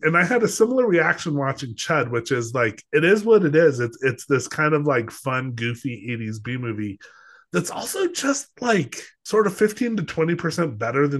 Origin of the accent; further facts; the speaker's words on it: Los Alamos, New Mexico, United States; also born or lived in Colorado; growing up in Los Alamos, yeah, I grew up in Los Alamos, New Mexico